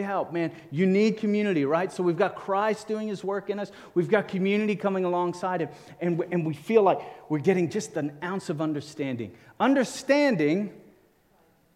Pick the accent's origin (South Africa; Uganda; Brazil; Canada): South Africa; Cape Town, Western Cape; I grew up in South Africa, Cape Town